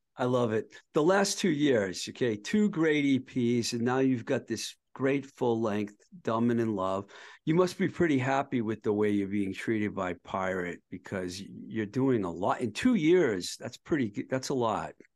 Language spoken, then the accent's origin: English; Boston area, Massachusetts, United States; moved away as an adult; also born or lived in Los Angeles, California; when i was a teenager growing up in the boston area